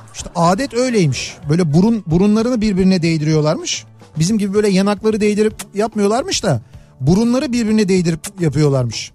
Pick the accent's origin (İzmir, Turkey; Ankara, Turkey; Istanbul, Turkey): Istanbul, Turkey; bir İstanbullu olarak